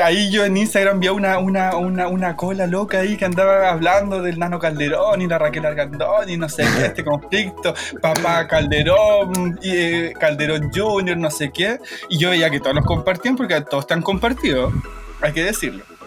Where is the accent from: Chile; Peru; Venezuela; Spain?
Chile; Santiago, Santiago Metropolitan Region; yo soy nacido y criado en Santiago Centro